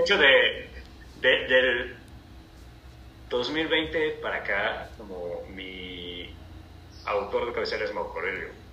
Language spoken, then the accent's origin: Spanish; Cancún, Quintana Roo, Mexico; moved away as an adult; also born or lived in Chetumal, Quintana Roo / Mexico City; now in Cancún, Mexico; Yo en realidad nací en Chetumal, Quintana Roo. Ajá. Y vivimos ahí creo que hasta los dos años, o sea, hasta que yo cumplí dos años y luego nos mudamos a Cancún